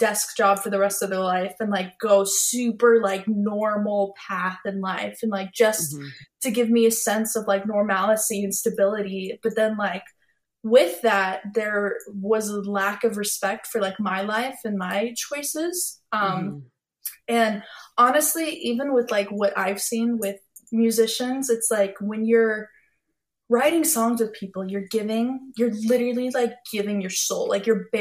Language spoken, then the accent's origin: English; Nashville, Tennessee, United States; also born or lived in Texas; As I was like growing up in Nashville